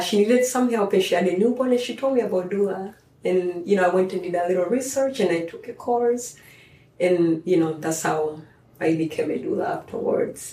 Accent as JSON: {"language": "English", "country": "Tanzania", "tie": "born or raised there", "moved": "as an adult", "lives_now": "United States", "said": "growing up in Tanzania"}